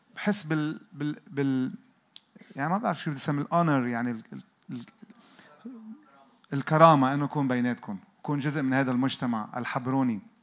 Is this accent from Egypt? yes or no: no; Lebanon; انا جاي من لبنان